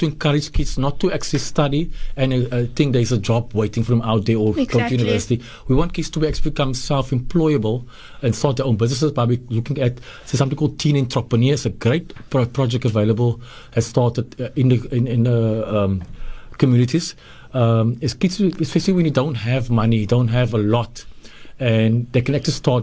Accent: Nova Park, Western Cape, South Africa; I grew up in Nova Park

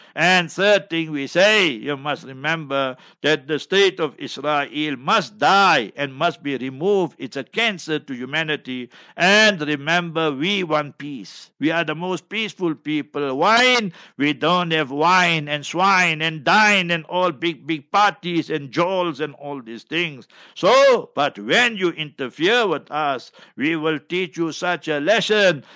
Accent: Heidelberg, Gauteng, South Africa; my hometown, Heidelberg, Heidelberg, Transvaal, Gauteng

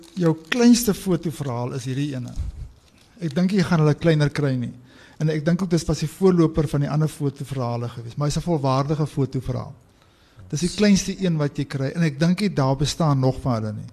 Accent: South Africa; ons Suid-Afrikaners se geskiedenis

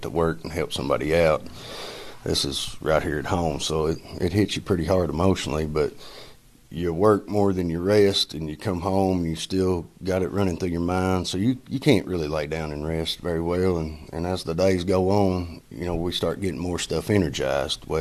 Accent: Pippintown, Tennessee, United States; I grew up in Pippintown, what they call Pippintown, the Pippin community

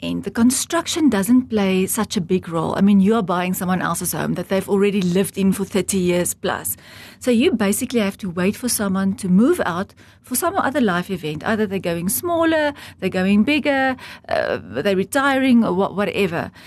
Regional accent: Heidelberg, Gauteng, South Africa; now in Namibia; I was born in South Africa in the Old Transvaal in Heidelberg, a very small farming community, and I grew up on a farm.

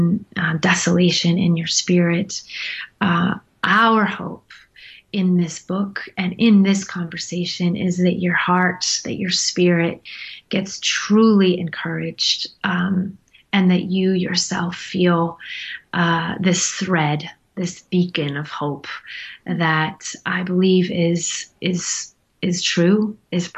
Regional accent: United States; an American in Nepal

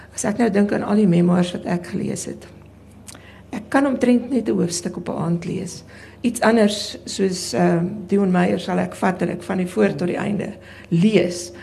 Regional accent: South Africa; my reis in in in Suid-Afrika as as wit Afrikaner vrou

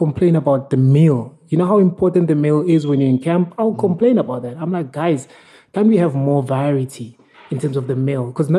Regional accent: South Africa

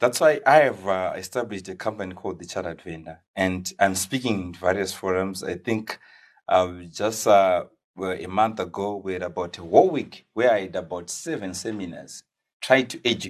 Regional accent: Watsomba, Manicaland, Zimbabwe; So I was born and bred in Watsomba.

